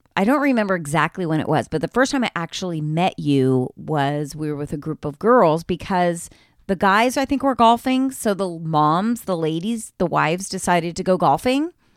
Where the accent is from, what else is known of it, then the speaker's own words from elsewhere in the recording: Marin County, California, United States; moved away as an adult; also born or lived in Los Angeles; now in Sacramento, United States; I grew up in Marin County